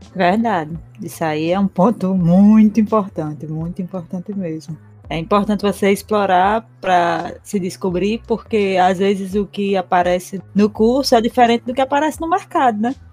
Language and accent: Portuguese; Currais Novos, Rio Grande do Norte, Brazil; Eu sou aqui de Currais Novos, no Rio Grande do Norte mesmo